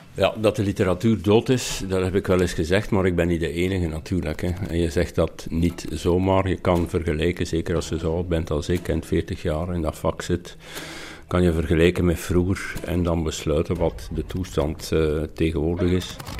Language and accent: Dutch; Flanders, Belgium; bij ons in Vlaanderen